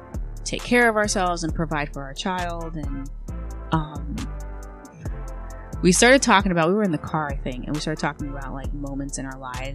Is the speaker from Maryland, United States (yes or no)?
yes; Eastern Shore of Maryland, United States; I'm from the Eastern Shore of Maryland. And if anyone knows anything about that side of the state, so it's on the other side of the Chesapeake Bay from Baltimore. And it's very rural. It's very country. It's kind of like hard living.